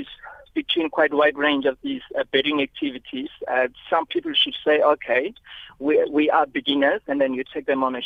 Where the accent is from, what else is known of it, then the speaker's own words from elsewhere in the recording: Lake St. Lucia, KwaZulu-Natal, South Africa; I grew up in Lake St. Lucia